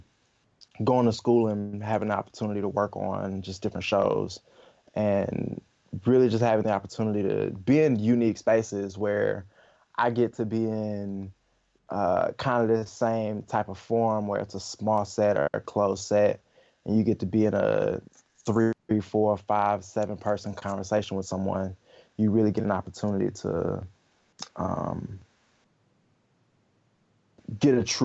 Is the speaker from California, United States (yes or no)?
no; Atlanta, Georgia, United States; also born or lived in Augusta, Georgia; I'm a Georgia native. I was born in Augusta. I grew up in Atlanta.